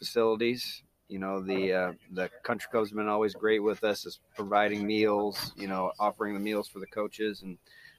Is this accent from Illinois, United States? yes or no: yes; Joliet, Illinois, United States; moved away as an adult; also born or lived in Kirksville, Missouri; now in Fairfield, Iowa, United States; I'm originally from the Joliet, Illinois area